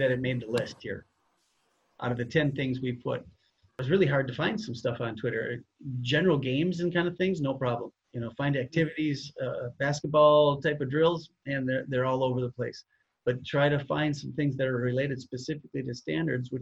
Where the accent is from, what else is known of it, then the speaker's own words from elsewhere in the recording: Minnesota, United States; we're both from Minnesota and teach there